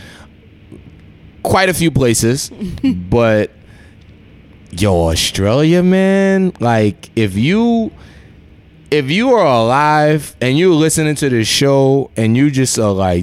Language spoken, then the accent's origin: English; New York City, New York, United States; as a New Yorker